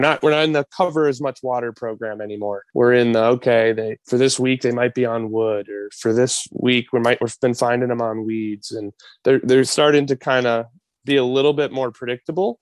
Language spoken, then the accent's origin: English; Wisconsin, United States; I grew up in Wisconsin, dad and uncle taking me to the North Woods